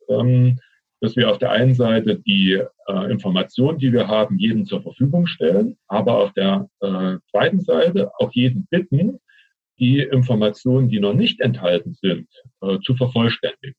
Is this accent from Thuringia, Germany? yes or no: yes; Thuringia, Germany; Ich bin Thüringer